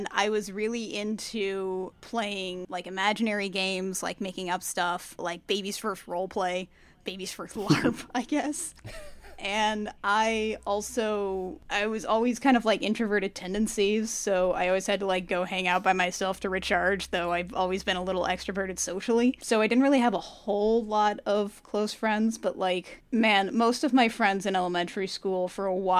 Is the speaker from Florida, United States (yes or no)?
no; Columbus, Indiana, United States; I grew up in Columbus, Indiana